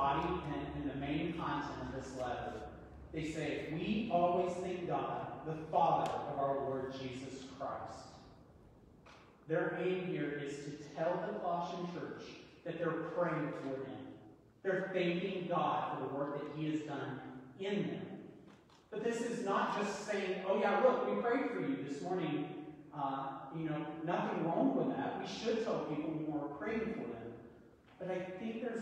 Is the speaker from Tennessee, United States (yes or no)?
yes; East Tennessee, United States; I'm a true Southern boy. I'm from East Tennessee. We say y'all.